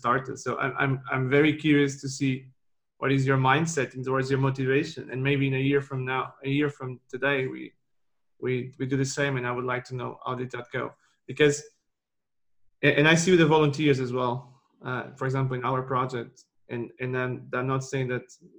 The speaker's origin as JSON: {"language": "English", "country": "Portugal", "said": "I'm from Portugal"}